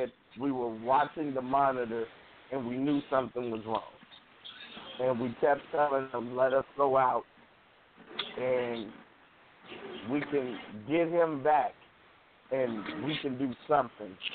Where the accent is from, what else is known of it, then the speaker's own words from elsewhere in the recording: Chicago, Illinois, United States; I'm from Chicago